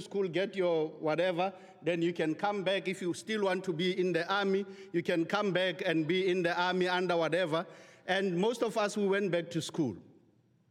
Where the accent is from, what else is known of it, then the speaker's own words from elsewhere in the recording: South Africa; I'm from the Republic of South Africa